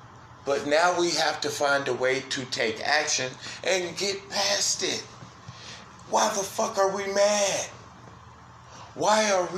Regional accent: Brooklyn, New York, United States; I'm going to put it in Brooklyn, yo. I'm from Brooklyn, yo.

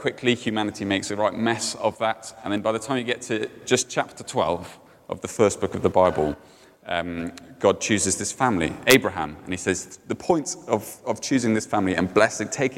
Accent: Cardiff, Wales, United Kingdom; in Cardiff, where I grew up.

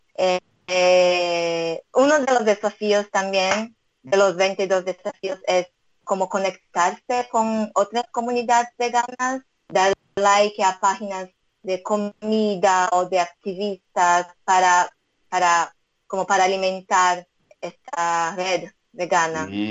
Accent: Brazil; Spanish is a second language; moved away as an adult; now in Israel; mis padres son japoneses, yo nací, y crecí en Brasil

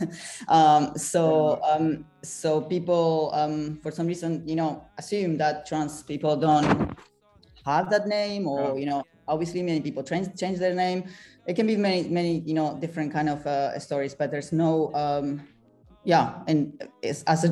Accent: Argentina; moved away as an adult; also born or lived in France / Rome, Italy; now in London, United Kingdom; I was born and raised in Argentina, but I've been in Europe for half of my life, pretty much

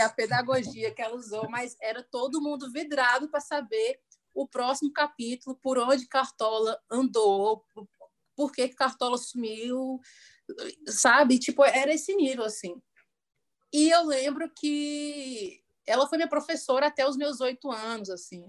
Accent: Brasília, Federal District, Brazil; sou brasiliense

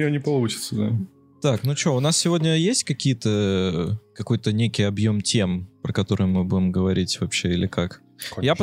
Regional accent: Saint Petersburg, Russia; Потому что я-то, это, ну, из Санкт-Петербурга

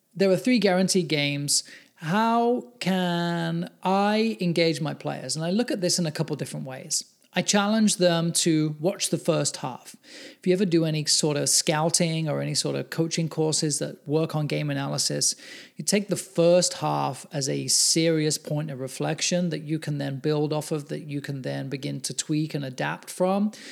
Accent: England, United Kingdom; now in United States; I'm English

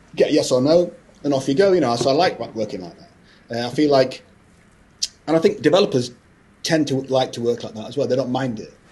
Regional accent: Scotland, United Kingdom; i was born in you know, born in Scotland, so I'm Scottish.

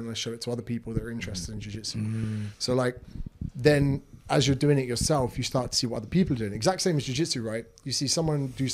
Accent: Windsor, South East England, United Kingdom; moved away as an adult; now in Australia; in the UK, there's like an area called Windsor

